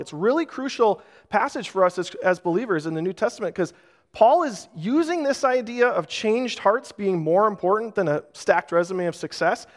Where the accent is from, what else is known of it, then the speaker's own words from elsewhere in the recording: Rochester, United States; Growing up in Rochester